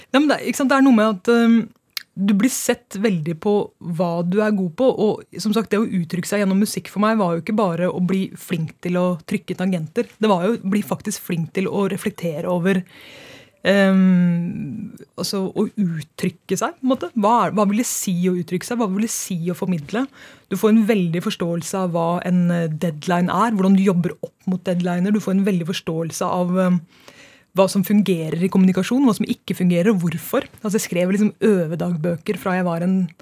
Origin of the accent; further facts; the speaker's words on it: Trondheim, Trøndelag, Norway; now in Oslo, Norway; jeg kommer fra Trondheim